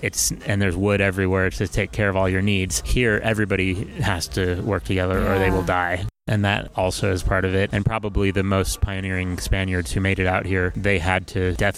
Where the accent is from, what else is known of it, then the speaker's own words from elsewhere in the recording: Seattle, Washington, United States; I come from Seattle, and people, there are different things happening and lots of knowledge being shared